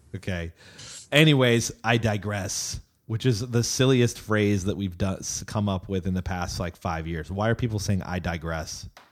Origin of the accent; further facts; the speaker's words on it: United States; now in Austin, United States; I'm an American